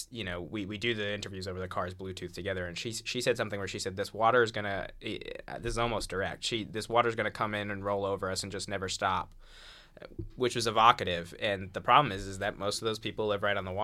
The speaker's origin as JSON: {"language": "English", "region": "New England", "country": "United States", "said": "I'm from New England. I had covered blizzards."}